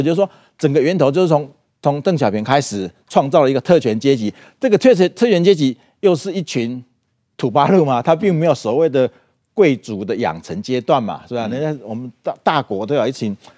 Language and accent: Chinese; Taiwan; 我们台湾人在台湾，我们是民主国家嘛